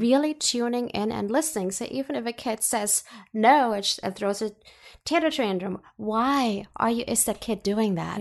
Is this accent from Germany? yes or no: yes; Germany; moved away; I was born and raised in Germany